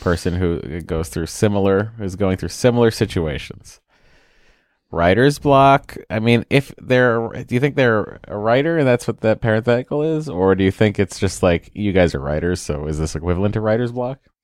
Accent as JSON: {"language": "English", "region": "New England", "country": "United States", "said": "I'm from New England"}